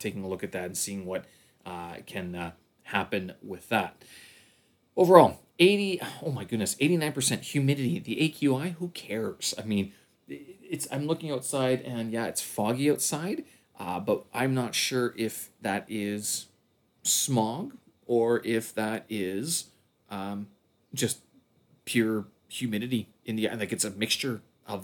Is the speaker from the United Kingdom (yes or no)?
no; the Canadian Prairies, Canada; now in China; My hometown, the Prairies